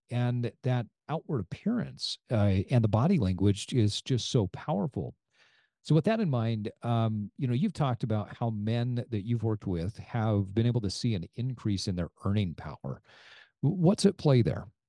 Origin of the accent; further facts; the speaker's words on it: Utah, United States; growing up in Utah